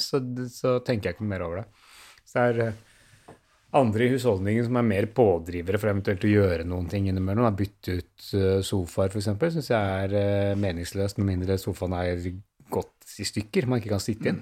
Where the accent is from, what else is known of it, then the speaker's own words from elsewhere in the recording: Oslo, Norway; Jeg vokste opp på Bøler, men ikke her eh, hvor jeg bor nå